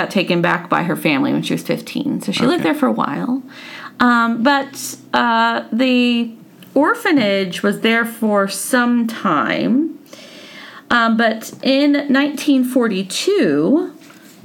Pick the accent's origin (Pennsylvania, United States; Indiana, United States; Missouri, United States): Indiana, United States; I grew up in Indiana